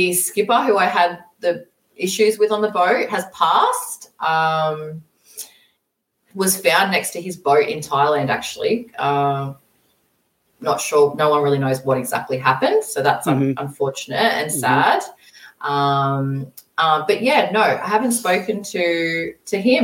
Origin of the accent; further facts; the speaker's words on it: Australia; moved away as an adult; also born or lived in Brisbane; I ended up moving to Brisbane, which is about 10 hours away from my hometown